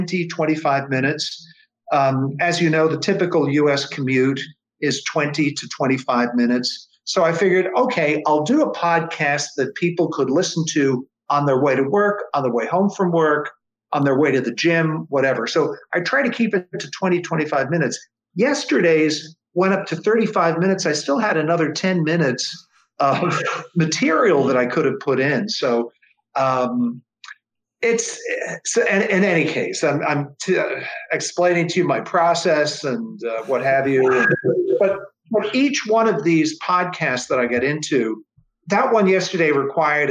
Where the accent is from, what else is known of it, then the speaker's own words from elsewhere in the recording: New York City, New York, United States; now in San Francisco, United States; I was born in Manhattan. I was born a few blocks away from Times Square.